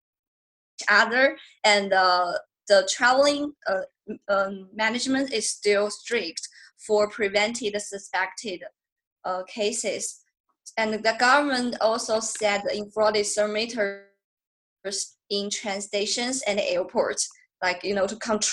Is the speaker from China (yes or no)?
yes; China; moved away as an adult; also born or lived in London, Ontario, Canada; I'm from China, so I'm back to Shanghai for quarantine